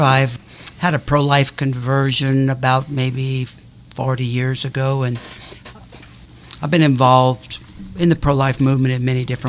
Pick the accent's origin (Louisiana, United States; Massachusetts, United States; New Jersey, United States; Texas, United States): Louisiana, United States; Covington; I grew up in Covington.